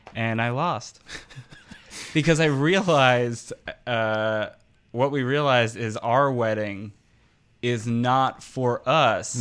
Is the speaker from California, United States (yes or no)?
no; New Jersey, United States; I'm from New Jersey